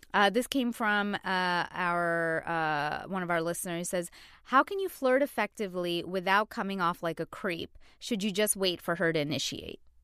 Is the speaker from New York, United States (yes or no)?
yes; New York City, New York, United States; I'm a New Yorker